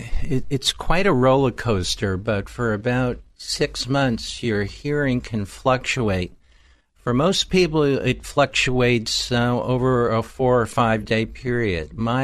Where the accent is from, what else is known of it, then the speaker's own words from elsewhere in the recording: New York, United States; I hail from New York. I grew up as a madman, if you will, on Madison Avenue.